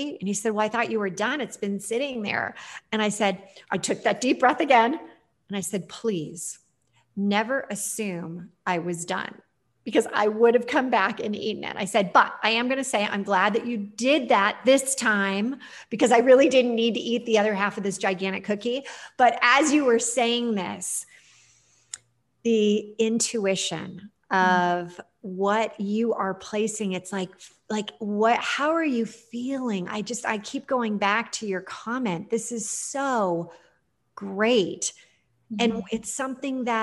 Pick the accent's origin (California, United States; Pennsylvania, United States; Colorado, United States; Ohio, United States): California, United States; Los Angeles; I'm not from New Jersey. I'm from